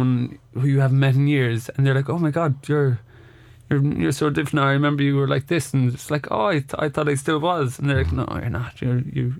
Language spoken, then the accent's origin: English; Ireland; we're Irish